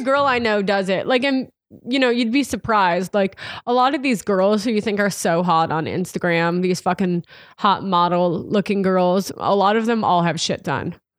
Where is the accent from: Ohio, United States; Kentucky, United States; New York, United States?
New York, United States; Irvington; moved away as an adult; also born or lived in Hawaii / Manhattan, New York; I grew up in Westchester, the suburb outside the city, in a small town called Irvington along the Hudson River